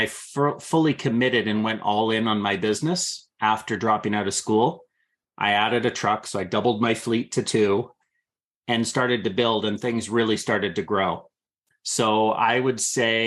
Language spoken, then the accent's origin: English; San Francisco, California, United States; I was born in San Francisco, California